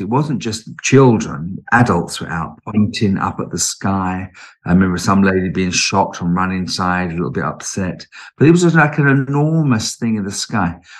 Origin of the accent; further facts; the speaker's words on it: United Kingdom; also born or lived in London; I was born in London and lived in London until I was about four, but uh, and then we moved down in, out of London into the neighbouring county